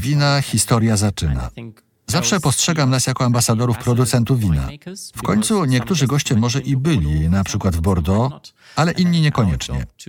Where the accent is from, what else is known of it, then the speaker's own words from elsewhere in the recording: Cologne, North Rhine-Westphalia, Germany; Polish is a second language; moved away as an adult; also born or lived in Rheingau, Germany; now in Zurich, Switzerland; pochodzę z kolonii w Niemczech, miasta, które skupia się na piwie